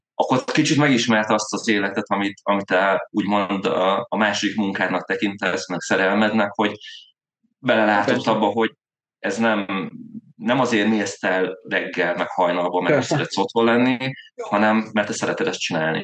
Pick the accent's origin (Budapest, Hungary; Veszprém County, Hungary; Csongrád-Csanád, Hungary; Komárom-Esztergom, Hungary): Veszprém County, Hungary; Veszprém; also born or lived in Zirc; én effektív Veszprémi vagyok, uh-huh. a, ott uh, Zircen születem Veszprémi srác vagyok